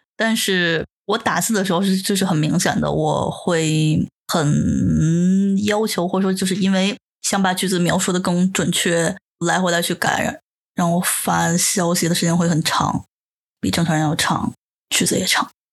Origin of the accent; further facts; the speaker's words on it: China; first language Chinese; moved away as an adult; now in Japan; 我在国内其实日语只有听和读，完全没有说和写的经历